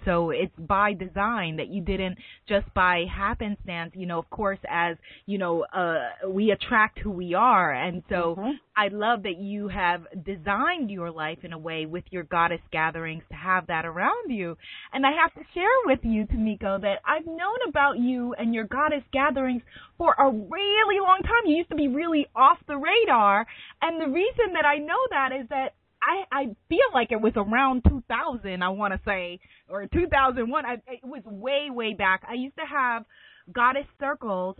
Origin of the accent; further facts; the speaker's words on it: New York City, New York, United States; also born or lived in Brooklyn / Harlem; I'm a New Yorker, native New Yorker, born and raised